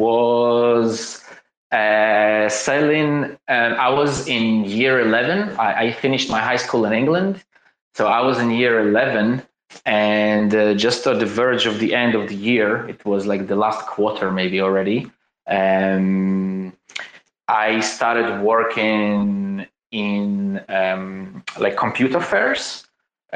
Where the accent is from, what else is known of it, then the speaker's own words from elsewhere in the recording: Crimea, Ukraine; I was born in 1986 in Crimea, on the verge of the breakdown of the USSR, in a very, very, very poor family